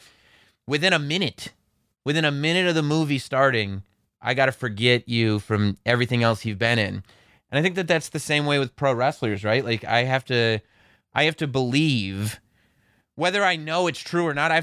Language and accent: English; Westchester, New York, United States; I'm from Westchester